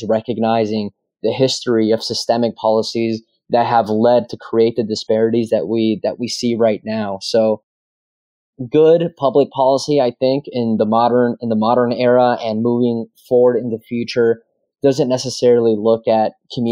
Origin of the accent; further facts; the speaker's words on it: Cornelius, Oregon, United States; my hometown in Cornelius, where I grew up